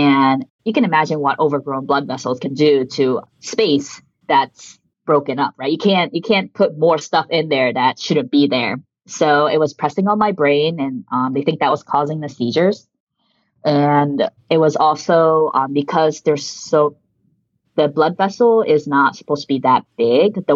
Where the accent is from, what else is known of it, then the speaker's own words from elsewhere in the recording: suburbs of Washington, D.C., District of Columbia, United States; first language Japanese; English is a second language; moved away as an adult; now in New York City, United States; I grew up in the suburbs of DC.